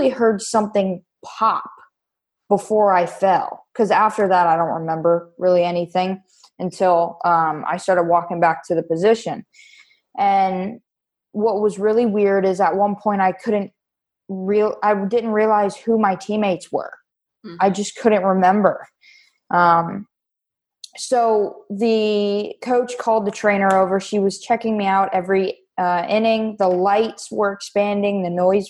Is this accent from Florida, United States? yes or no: yes; Wellington, Florida, United States; also born or lived in Davie, Florida; I was born in Davie, Florida, and moved to Wellington, Florida when I was about 3.5. So I've been here ever since.